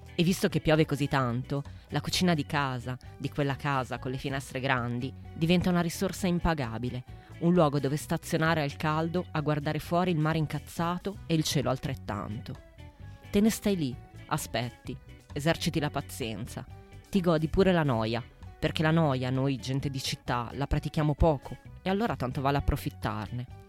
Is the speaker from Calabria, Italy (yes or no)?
no; Paderno Dugnano, Lombardy, Italy; Se mi chiedete dove sono cresciuta, vi rispondo a Calderara di Paderno Dugnano, in mezzo al nulla.